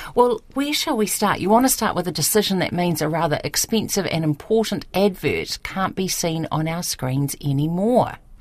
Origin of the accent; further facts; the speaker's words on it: Wellington, New Zealand; now in Auckland, New Zealand; I'm born and raised in Wellington